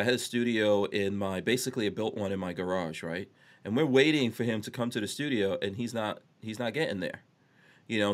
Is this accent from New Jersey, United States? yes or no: no; New York City, New York, United States; growing up in New York City